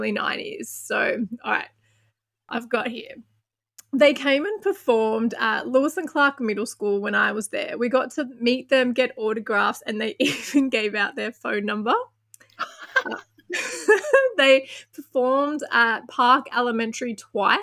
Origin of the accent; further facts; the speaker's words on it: Australia; I'm from Australia